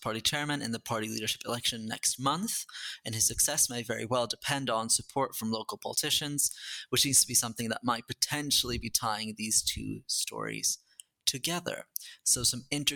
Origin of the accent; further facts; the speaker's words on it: Sweden; I'm from Sweden, which is a proportional system with lots of different intrigues and alliances